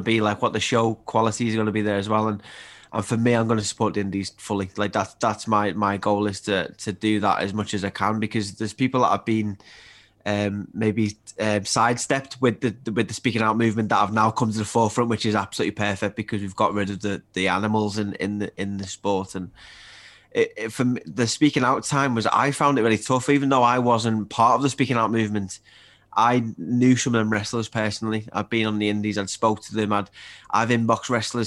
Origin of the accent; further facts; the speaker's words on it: Liverpool, North West England, United Kingdom; also born or lived in Widnes; I grew up in Liverpool. We moved around. I moved to Widnes when I was 8, which is just outside of Liverpool.